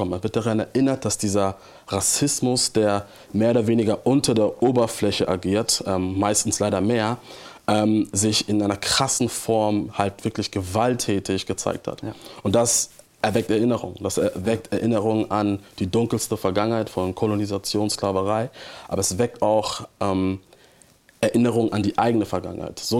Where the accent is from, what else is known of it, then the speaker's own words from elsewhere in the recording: Hamburg, Germany; Ähm, ja, ich bin aus Hamburg und ich liebe diese Stadt auch. Ähm, und es ist auch meine Heimat